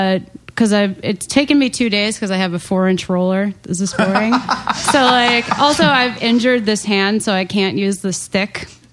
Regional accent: Long Island, New York, United States; Bagel Man. Yeah, I'm from Long

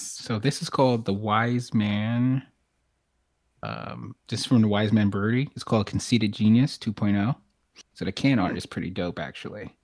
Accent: New York City, New York, United States; now in Charlotte, United States; from from Brooklyn, but now in Charlotte, North Carolina

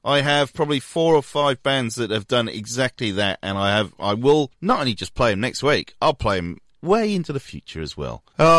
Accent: Wales, United Kingdom; now in Australia; my home country, Wales.

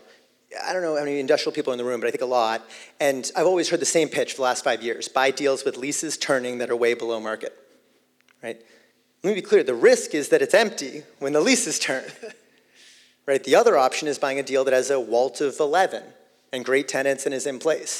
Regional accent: Boston, Massachusetts, United States; a kid growing up in Boston

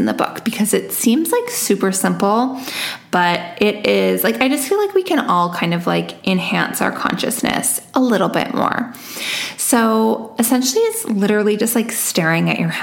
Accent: Vancouver, British Columbia, Canada; it's my hometown

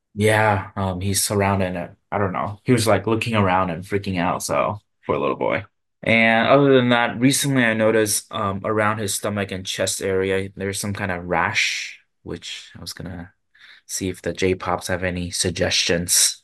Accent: Tainan, Taiwan; now in Japan; my hometown, actually, Tainan

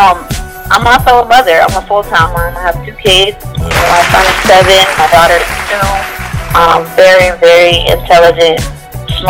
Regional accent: Dallas, Texas, United States; also born or lived in Kaplan, Louisiana / Chicago / Atlanta / Los Angeles; I'm originally from Louisiana, a small town called Kaplan, and my mom moved me to Dallas whenever I was like 4 or 5 years old, and I pretty much grew up here

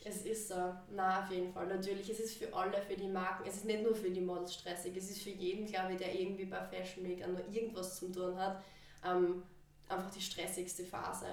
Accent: Styria, Austria; ich bin aus der Steiermark und ich bin 19 Jahre alt

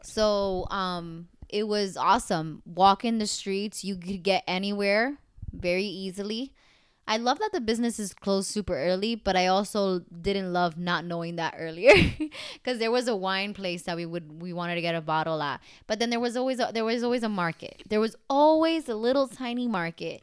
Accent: United States; I'm American

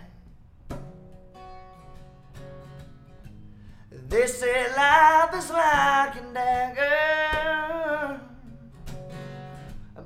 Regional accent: Nashville, Arkansas, United States; now in Nashville, United States; I'm from Southwest Arkansas, and Northeast Texas wasn't far. And so I actually come from Nashville, Arkansas. I moved to Nashville, Tennessee by chance

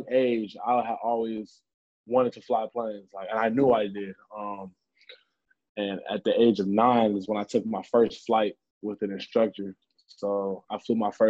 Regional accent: California, United States; I grew up in California

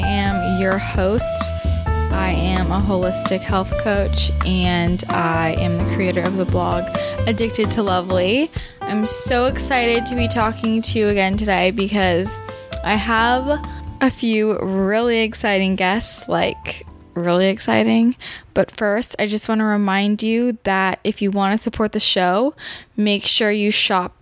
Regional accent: Bay Area, California, United States; I'm from the Bay Area too

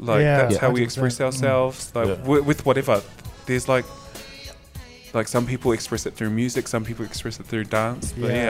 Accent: Logan, Queensland, Australia; I was like, mate, I'm just from Logan.

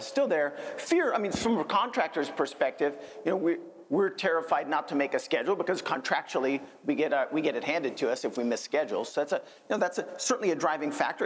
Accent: Northern California, United States; I'm from Northern California

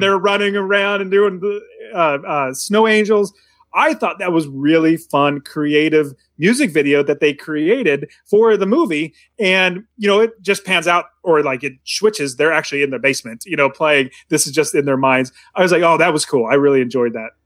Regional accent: United States; growing up in America, you obviously know American culture

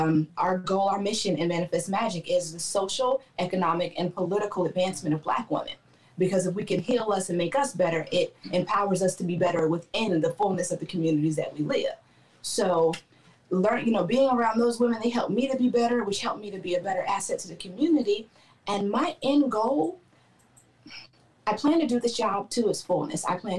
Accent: Clarksville, Tennessee, United States; also born or lived in Baltimore, Maryland; Okay, well, I'm originally from Baltimore, Maryland. That's where I was born. I got to Clarksville, Tennessee in about 1995. I am the child of soldiers, so we stayed here for my stepdad's duty station. I grew up here, and then I joined the Army from here.

